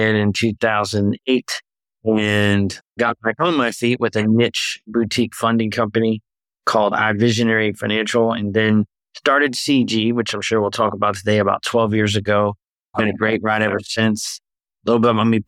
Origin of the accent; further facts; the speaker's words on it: Louisville, Kentucky, United States; moved away as an adult; also born or lived in Danville, Kentucky; now in Tampa, United States; born and raised in Louisville, Kentucky.